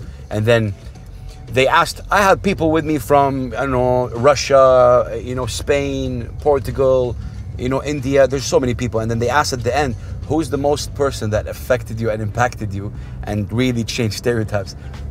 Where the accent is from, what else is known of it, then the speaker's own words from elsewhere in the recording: Jeddah, Makkah Province, Saudi Arabia; Yeah, I'm from Saudi. That's amazing. Yeah. I'm from Jeddah.